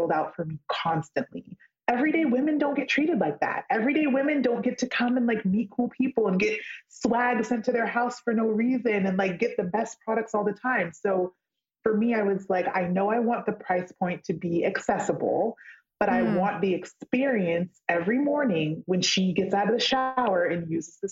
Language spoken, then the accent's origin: English; California, United States; I grew up in California